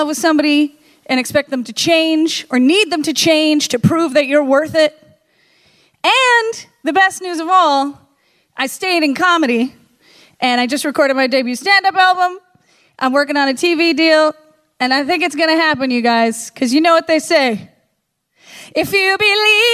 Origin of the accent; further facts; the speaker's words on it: the North, United States; I was from the North